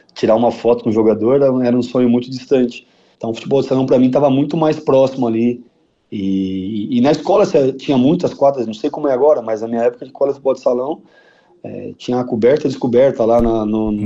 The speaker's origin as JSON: {"language": "Portuguese", "region": "São Paulo", "country": "Brazil", "tie": "born or raised there", "moved": "yes", "lives_now": "Porto Alegre, Brazil", "said": "eu sou paulistano, e é, de, é raro, né? Nascer, nascido na capital"}